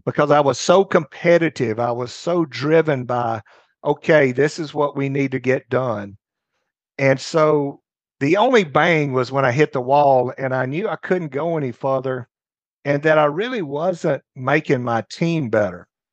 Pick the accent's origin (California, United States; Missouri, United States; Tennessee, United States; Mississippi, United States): Mississippi, United States; North; also born or lived in Houston, Texas; I grew up in North Mississippi